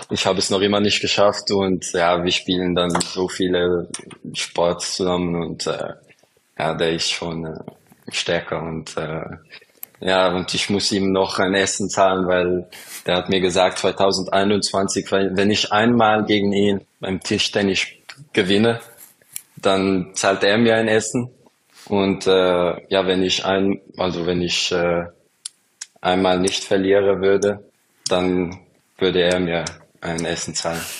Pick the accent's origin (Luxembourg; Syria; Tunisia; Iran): Luxembourg; Ja, ich bin in Luxemburg äh, groß geworden.